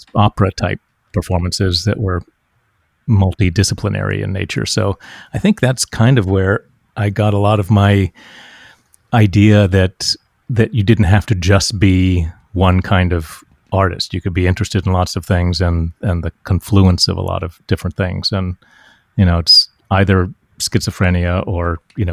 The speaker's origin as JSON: {"language": "English", "town": "Huntington", "region": "West Virginia", "country": "United States", "tie": "born or raised there", "moved": "yes", "said": "I grew up in West Virginia, in Huntington, West Virginia."}